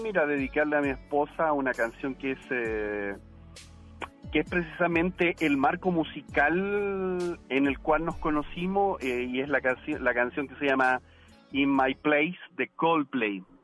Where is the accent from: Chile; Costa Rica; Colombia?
Chile; now in Monterrey, Mexico; yo soy chileno